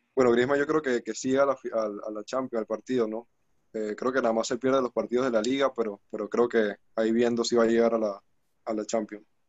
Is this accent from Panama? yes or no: yes; Panama; yo como, como panameño realmente me siento muy orgulloso